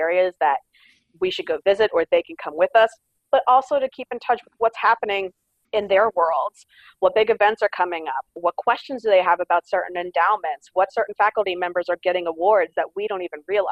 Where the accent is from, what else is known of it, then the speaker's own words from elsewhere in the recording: outside of Philadelphia, Pennsylvania, United States; moved away as an adult; also born or lived in Long Island, New York; now in Tennessee, United States; I was born and raised outside of Philadelphia, Pennsylvania